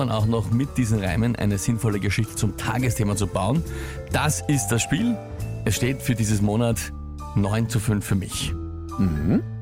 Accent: Austria; Ja, und das ja als ein Österreicher.

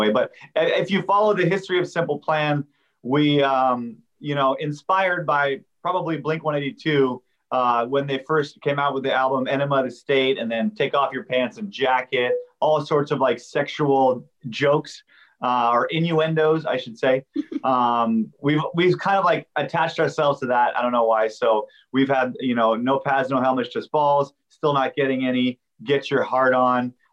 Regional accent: Montreal, Quebec, Canada; now in California, United States; Yeah, I'm, I'm from Montreal

